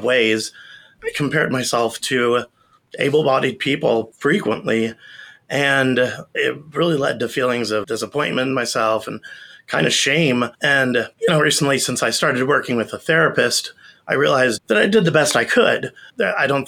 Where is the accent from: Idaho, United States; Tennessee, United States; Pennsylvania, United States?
Idaho, United States; I'm from Idaho